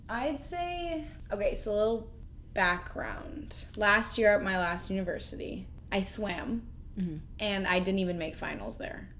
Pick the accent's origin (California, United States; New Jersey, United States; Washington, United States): Washington, United States; moved away; I'm originally from Washington, small suburb. I'm an only daughter, and I have one older brother. He's also in the area.